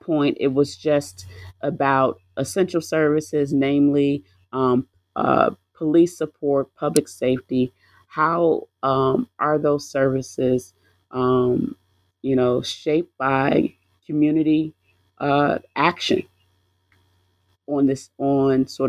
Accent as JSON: {"language": "English", "town": "Flint", "region": "Michigan", "country": "United States", "tie": "born or raised there", "said": "I am a Flint native. And when I say Flint native, I was born and raised in Flint"}